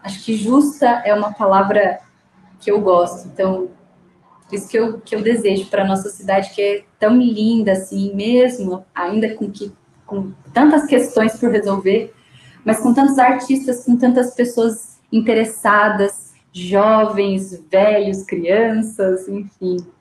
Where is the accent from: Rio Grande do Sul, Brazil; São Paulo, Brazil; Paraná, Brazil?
São Paulo, Brazil; Sorocaba; eu sou brasileira, eu nasci em Sorocaba